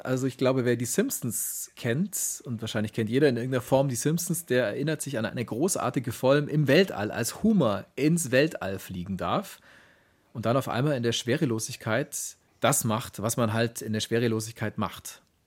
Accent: Augsburg, Bavaria, Germany; aus Augsburg, aus meiner Heimatstadt

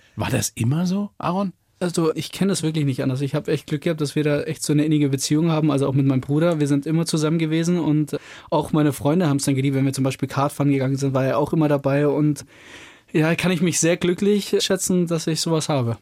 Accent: Überlingen, Baden-Württemberg, Germany; bei uns in Überling, wo wir herkommen, am Bodensee

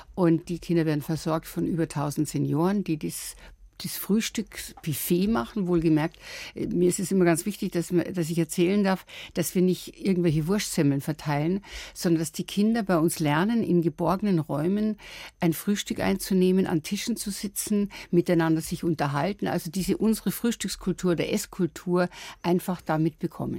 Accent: Lower Bavaria, Germany; moved away; also born or lived in Munich; ich bin ja in Niederbayern aufgewachsen

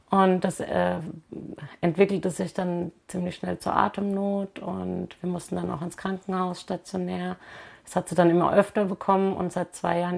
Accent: Greece; Ich bin Griechin und wenn ich mit meiner Familie spreche oder mit meinem Mann spreche, und da wird die Stimme auch immer lauter

